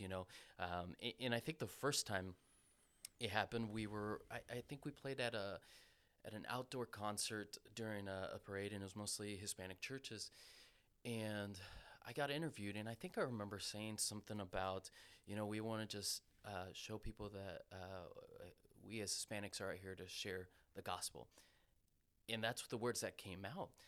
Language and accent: English; Costa Rica; moved away; I'm from Costa Rica. I'm blessed to have been born in that country.